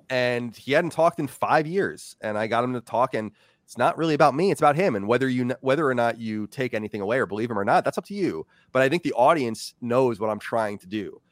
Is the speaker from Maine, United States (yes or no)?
no; Long Island, New York, United States; now in Virginia, United States; I grew up on Long Island, very diverse place